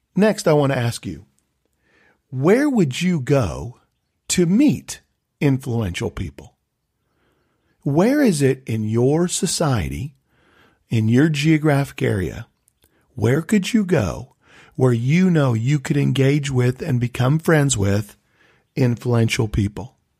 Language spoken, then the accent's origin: English; Tulsa, Oklahoma, United States; I was from Tulsa, Oklahoma.